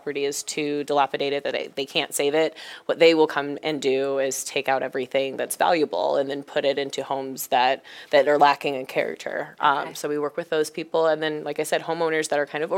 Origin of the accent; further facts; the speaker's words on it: Springfield, Illinois, United States; I'm originally from Springfield